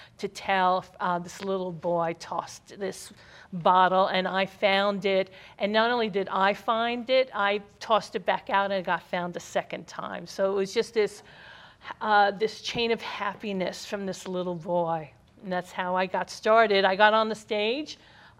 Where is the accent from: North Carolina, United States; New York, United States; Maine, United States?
New York, United States; New York City; Growing up in Brooklyn, New York, we would hang out all summer and play.